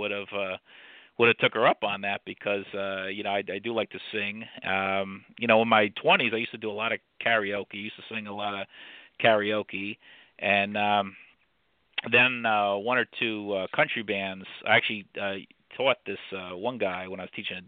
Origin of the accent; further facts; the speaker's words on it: New Jersey, United States; now in Lehigh Valley, United States; I'm from Jersey